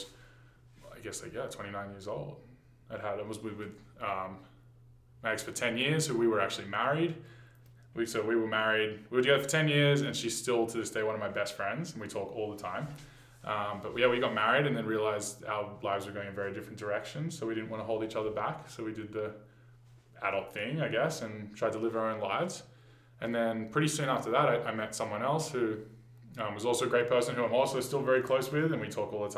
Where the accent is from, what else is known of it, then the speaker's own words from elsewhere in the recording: Sydney, New South Wales, Australia; moved away as an adult; now in Banff, Canada; I was born in Sydney, Australia, and I lived and worked the whole 9-to-5 life from 18 onwards